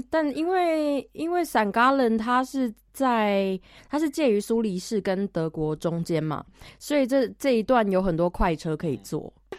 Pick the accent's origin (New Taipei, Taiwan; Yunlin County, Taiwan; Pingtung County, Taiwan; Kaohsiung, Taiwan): Yunlin County, Taiwan; moved away as an adult; also born or lived in Taichung, Taiwan; now in St. Gallen, Switzerland; 我是云林人，呃，在台中住过六年，我在那边上大学加工作了几年，然后现在住在瑞士的圣加仑，然后我在瑞，我在苏黎世上学，念我的第二个学士